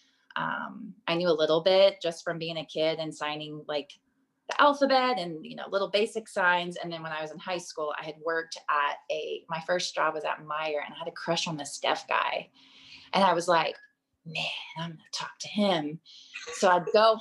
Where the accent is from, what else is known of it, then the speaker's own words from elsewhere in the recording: Texas, United States; I grew up in Texas on property